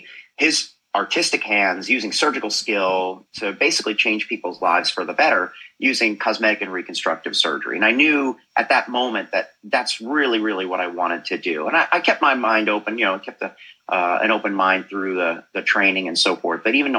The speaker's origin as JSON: {"language": "English", "region": "New Jersey", "country": "United States", "tie": "born or raised there", "moved": "yes", "lives_now": "Boca Raton, United States", "said": "I grew up in New Jersey."}